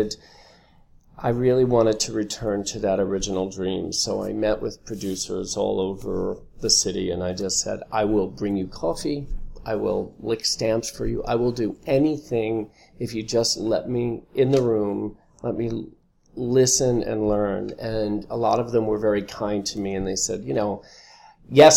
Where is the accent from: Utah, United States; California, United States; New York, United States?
New York, United States; Long Island; we grew up on Long Island, not far from Broadway